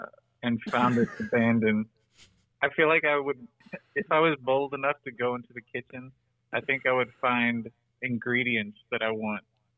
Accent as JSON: {"language": "English", "region": "the South", "country": "United States", "tie": "born or raised there", "said": "I grew up in the South."}